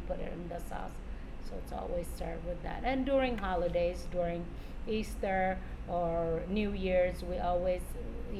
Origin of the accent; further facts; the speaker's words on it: Amhara, Ethiopia; now in Spokane, United States; I am from Ethiopia, and I'm from the north side, which is the Amhara tribe.